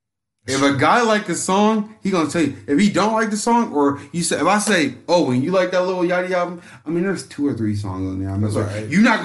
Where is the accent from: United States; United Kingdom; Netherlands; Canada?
United States; the South; I'm from the South.